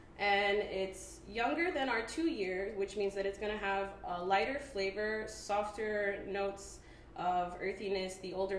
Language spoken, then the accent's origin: English; Brooklyn, New York, United States; Brooklyn in the house.